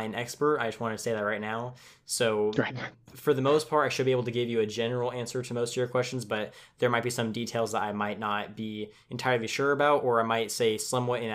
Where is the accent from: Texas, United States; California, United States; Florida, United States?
California, United States; Tulare; I'm from California